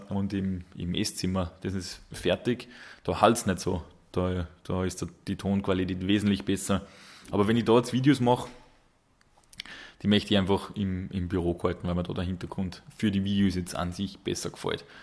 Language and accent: German; Salzburg, Austria; Wobei für uns als, als Salzburger, wir dürfen da die, die nahe Grenze, sage ich jetzt noch nicht so als, als Ausland äh, bezeichnen.